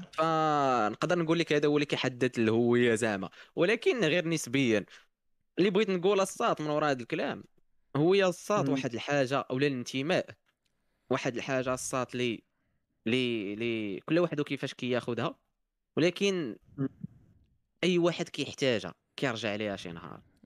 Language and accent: Arabic; Morocco; عندنا في المغرب